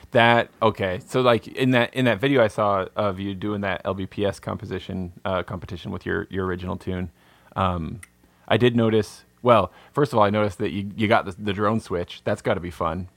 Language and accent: English; American Southwest, United States; I grew up in the American Sou-, Southwest, you know, it's not exactly, it's not Appalachia out here